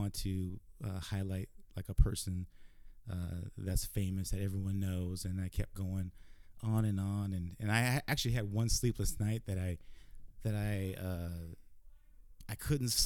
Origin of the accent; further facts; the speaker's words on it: Tacoma, Washington, United States; Born and raised in Tacoma